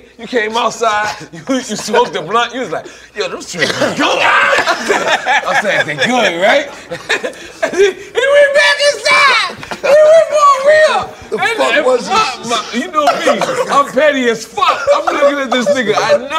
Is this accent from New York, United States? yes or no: yes; New York, United States; I said, I'm from New York. I've never heard of hitting a corner.